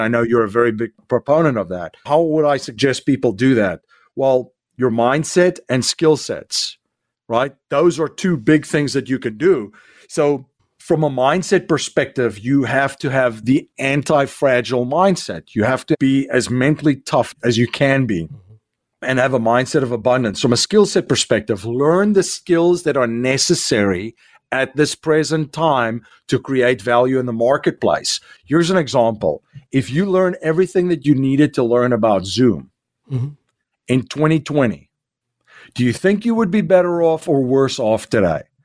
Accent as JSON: {"language": "English", "country": "South Africa", "moved": "as an adult", "lives_now": "United States", "said": "I'm originally from South Africa. So I came here in 2001"}